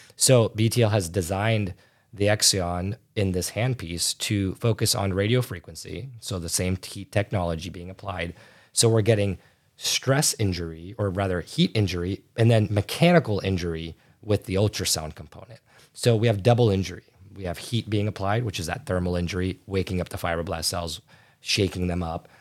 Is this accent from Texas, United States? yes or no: no; right outside Chicago, Illinois, United States; I'm from the United States, uh, right outside Chicago